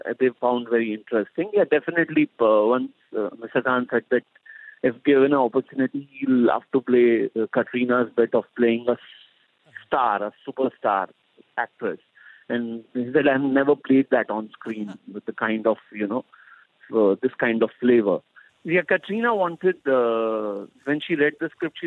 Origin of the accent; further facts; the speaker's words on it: India; as an Indian